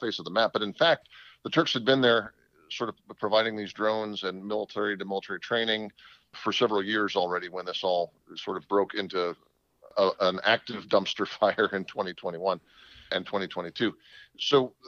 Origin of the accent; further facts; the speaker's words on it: San Mateo County, California, United States; moved away as an adult; also born or lived in New Hampshire / Israel / Turkey; now in Virginia, United States; Well, I'm a California boy, born and raised in San Mateo County, and lived my entire very happy childhood there.